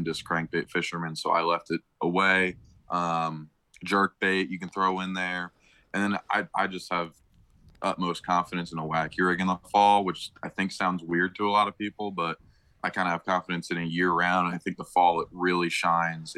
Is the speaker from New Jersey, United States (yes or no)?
yes; New Jersey, United States; growing up in Jersey